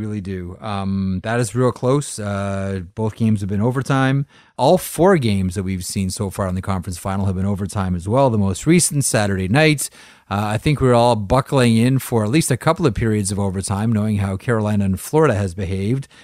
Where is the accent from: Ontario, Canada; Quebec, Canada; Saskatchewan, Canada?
Ontario, Canada; just a little bit north of Toronto; in my hometown, just a little bit north of Toronto